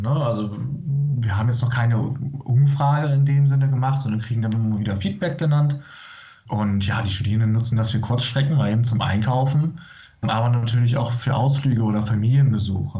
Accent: Bremen, Germany; moved away; Ich komme aus der Region Bremen

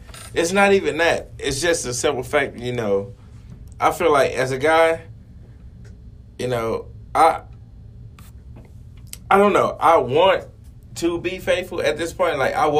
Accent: the South, United States; born there; because I was born in the South.

